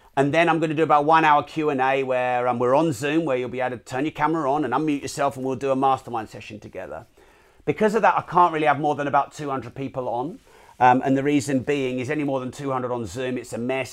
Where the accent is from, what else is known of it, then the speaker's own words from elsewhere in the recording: United Kingdom; I'm British